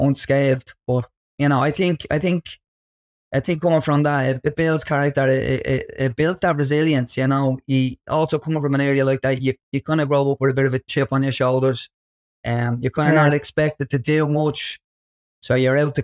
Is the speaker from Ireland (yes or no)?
yes; Dublin, Leinster, Ireland; growing up in Ballymun.